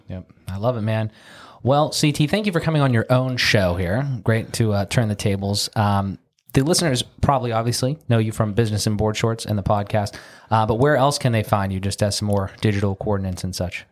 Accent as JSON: {"language": "English", "town": "Pittsburgh", "region": "Pennsylvania", "country": "United States", "tie": "born or raised there", "said": "We're in Pittsburgh, Pennsylvania, my hometown."}